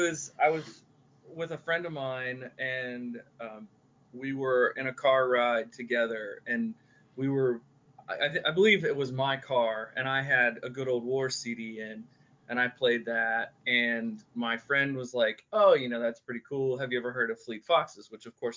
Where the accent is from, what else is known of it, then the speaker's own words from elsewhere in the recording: Western Pennsylvania, United States; I was born and raised in Western Pennsylvania